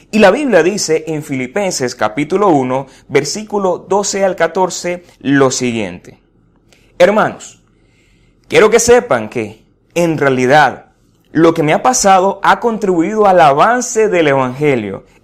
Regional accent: Venezuela; una cantidad de situaciones que como venezolanos vivimos a diario y nos caracterizamos de alguna forma

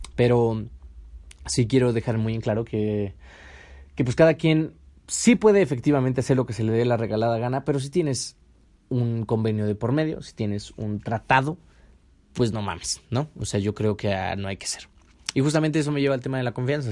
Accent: Mexico; mi México hermoso

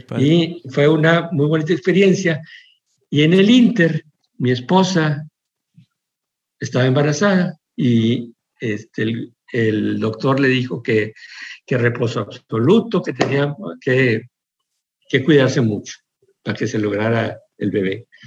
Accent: Monclova, Coahuila, Mexico; moved away as an adult; also born or lived in New York; en mi casita, en mi Monclova

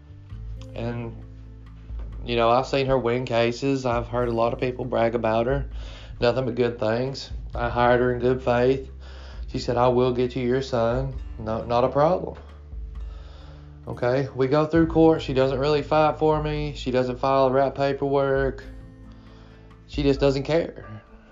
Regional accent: Kentucky, United States; I'm 35 from Kentucky

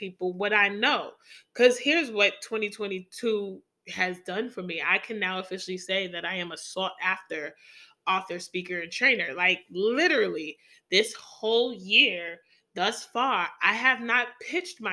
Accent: New York City, New York, United States; my hometown of the NYC, right there in Brooklyn

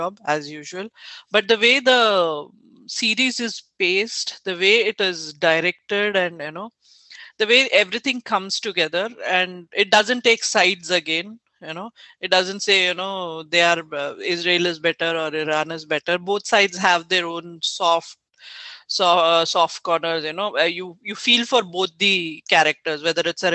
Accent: India; as an Indian

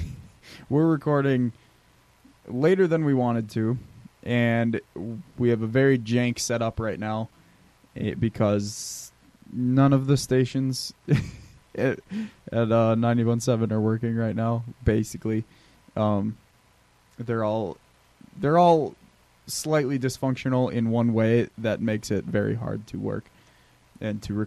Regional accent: Wisconsin, United States; we're from Wisconsin. We're all up here

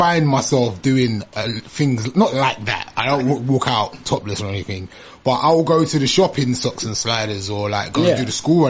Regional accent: London, United Kingdom; also born or lived in Islington; I was born in East Dulwich Hospital

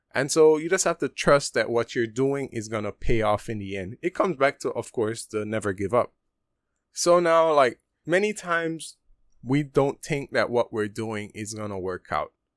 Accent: Punta Gorda, Toledo District, Belize; moved away as an adult; now in Taiwan; P G, which is my hometown, Punta Gorda

